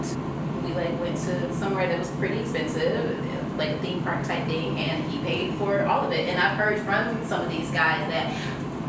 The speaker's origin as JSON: {"language": "English", "region": "Mississippi", "country": "United States", "tie": "born or raised there", "moved": "yes", "lives_now": "Los Angeles, United States", "said": "I am from the South, I'm from Mississippi"}